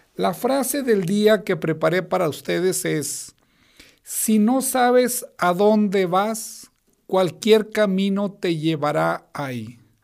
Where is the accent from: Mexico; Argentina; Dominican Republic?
Mexico; Comarca Lagunera; mis paisanos de la comarca lagunera